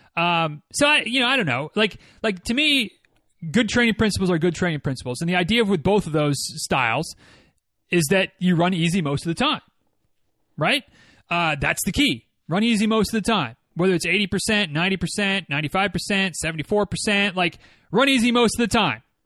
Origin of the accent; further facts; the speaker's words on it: Michigan, United States; moved away; the, uh, West Michigan Ragnar runs through my hometown